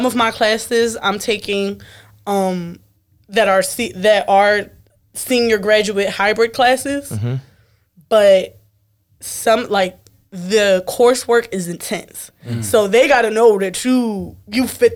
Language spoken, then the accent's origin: English; Philadelphia, Pennsylvania, United States; moved away as an adult; now in Baltimore, United States; I'm fresh out of Philly.